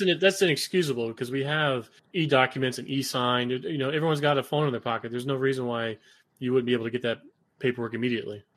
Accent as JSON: {"language": "English", "region": "South Florida", "country": "United States", "tie": "born or raised there", "said": "I was raised down in South Florida."}